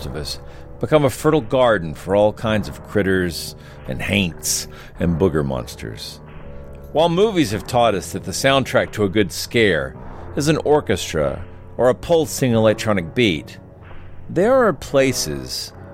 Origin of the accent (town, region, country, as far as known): Georgia, United States